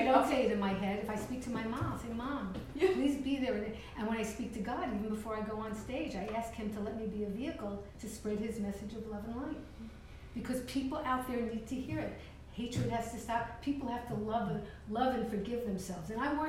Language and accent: English; New York City, New York, United States; I grew up in Vandeveer Estates in East Brooklyn, East 26th Street.